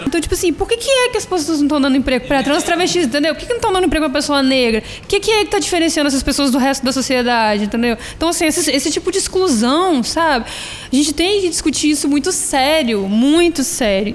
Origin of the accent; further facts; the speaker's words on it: Vitória, Espírito Santo, Brazil; eu sou do bairro da Penha. Então, assim, quero muito um dia ver a minha comunidade, o meu bairro onde eu nasci e fui criado